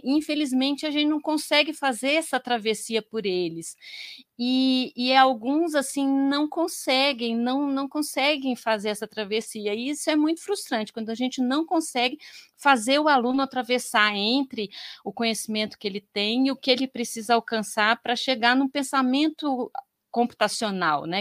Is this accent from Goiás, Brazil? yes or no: yes; Goiás, Brazil; moved away as an adult; also born or lived in Campinas; lá em Goiás, né, porque eu sou de Goiás